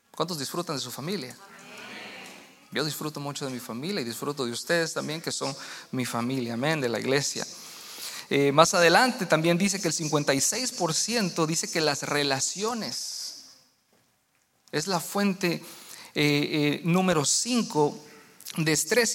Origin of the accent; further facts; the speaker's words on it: Guatemala; now in United States; en mi país, en Guatemala